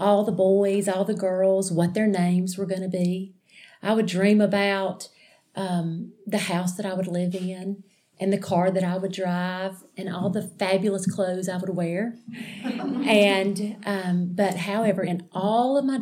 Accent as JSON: {"language": "English", "town": "Alexander City", "region": "Alabama", "country": "United States", "tie": "born or raised there", "said": "I grew up in Alexander City, Alabama"}